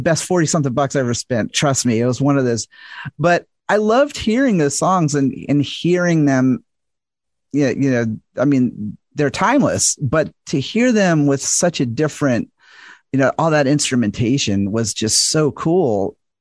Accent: the South, United States; I'm from the South and American

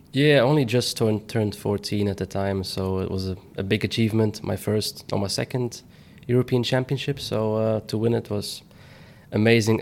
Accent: Belgium; my home country

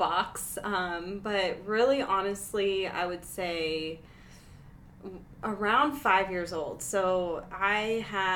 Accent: Pennsylvania, United States; moved away as an adult; now in Denver, United States; I'm from Pennsylvania originally

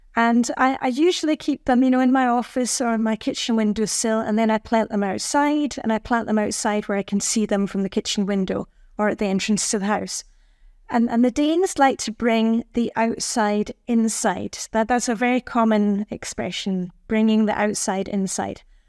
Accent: Edinburgh, Scotland, United Kingdom; moved away as an adult; also born or lived in Luxembourg; now in Denmark; I'm from Edinburgh, Scotland, where it's also very dark and cold in the winter

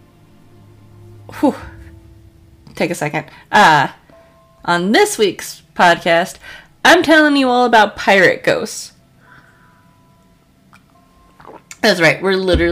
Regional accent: Colorado, United States; I grew up in Colorado. I was in school for Columbine

